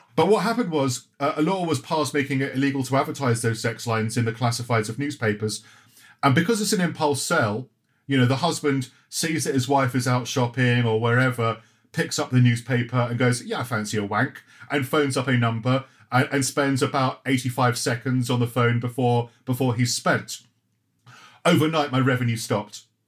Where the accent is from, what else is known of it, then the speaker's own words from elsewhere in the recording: Croydon, London, United Kingdom; also born or lived in Johannesburg; I grew up in Croydon